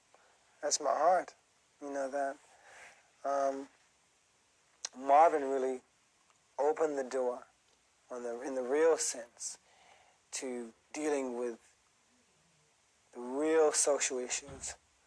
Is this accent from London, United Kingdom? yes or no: yes; Brixton, London, United Kingdom; But I mean, you know, I'm from Brixton.